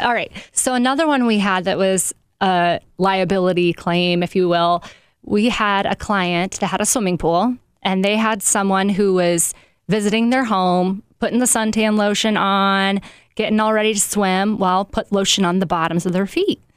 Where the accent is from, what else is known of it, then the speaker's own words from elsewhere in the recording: South Bend, Indiana, United States; I am from South Bend